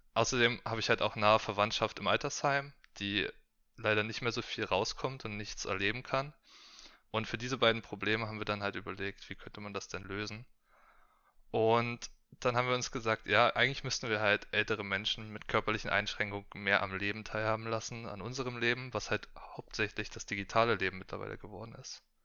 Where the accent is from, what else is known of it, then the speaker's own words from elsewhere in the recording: Berlin, Germany; ich bin gebürtiger Berliner, komme von hier